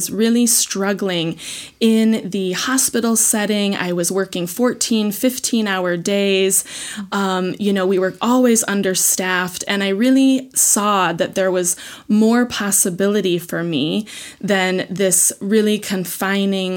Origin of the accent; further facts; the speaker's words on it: outside of Chicago, Illinois, United States; moved away as an adult; also born or lived in Hawaii / Alaska; now in Switzerland; I am a Illinois farm girl. I grew up outside of Chicago